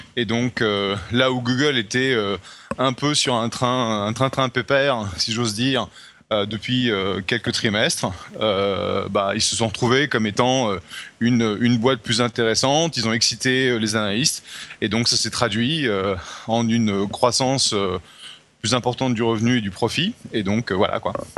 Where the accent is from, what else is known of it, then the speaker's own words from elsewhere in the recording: France; accent: French; mon accent français